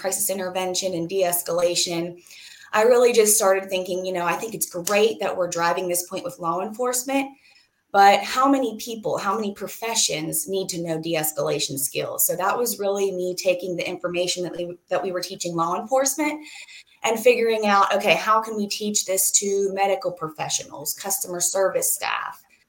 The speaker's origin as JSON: {"language": "English", "town": "Pittsburgh", "region": "Pennsylvania", "country": "United States", "moved": "yes", "lives_now": "Greenville, United States", "said": "I am from Pittsburgh, Pennsylvania, currently living in Greenville, North Carolina"}